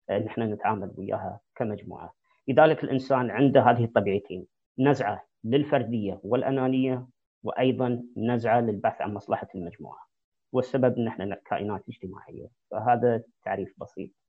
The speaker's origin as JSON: {"language": "Arabic", "country": "Saudi Arabia", "moved": "yes", "said": "القيم والاخلاق الايجابيه اللي جيت فيها من السعوديه"}